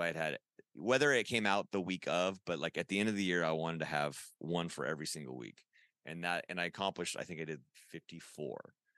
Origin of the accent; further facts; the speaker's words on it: Huntington Beach, California, United States; you're in my hometown